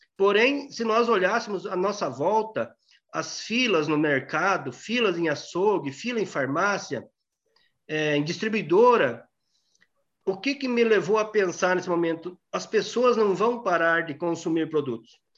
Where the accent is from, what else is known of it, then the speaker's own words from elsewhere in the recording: Pranchita, Paraná, Brazil; moved away as an adult; Nasci lá na, no município de Pranchita, no sudoeste do Paraná, bem na fronteira com a Argentina. Por pouco não nasci argentino, mas aí fiquei, fiquei no interior até, até os 21 anos